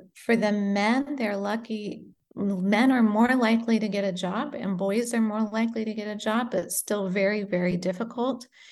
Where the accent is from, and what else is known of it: United States; born or raised there; moved away as an adult; also born or lived in Great Britain / Indonesia; now in Beirut, Lebanon